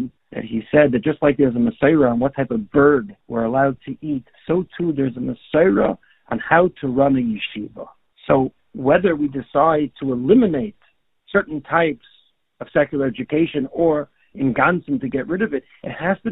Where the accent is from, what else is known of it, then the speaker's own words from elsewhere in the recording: Toronto, Ontario, Canada; a friend of mine who I grew up with in Toronto